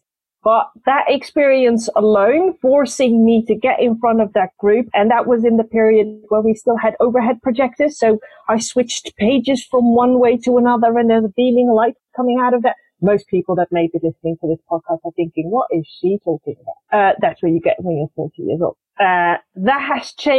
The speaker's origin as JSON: {"language": "English", "country": "Netherlands", "tie": "born or raised there", "also_born_or_lived": "Morocco", "said": "to join my father in the Netherlands. And I've been living in the Netherlands ever since"}